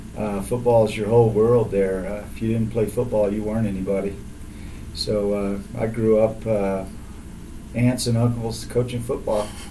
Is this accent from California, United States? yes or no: no; Alvin, Texas, United States; I grew up in Alvin, Texas